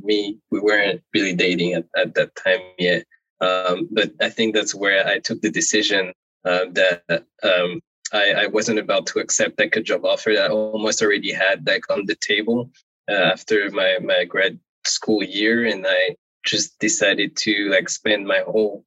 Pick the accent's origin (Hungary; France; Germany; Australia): France; around Paris, Île-de-France; English is a second language; moved away as an adult; also born or lived in Martinique / United States; because I'm French, so I was born here around Paris. And I also have a Caribbean culture, so from Martinique. So I grew up in both like environment before going to the US.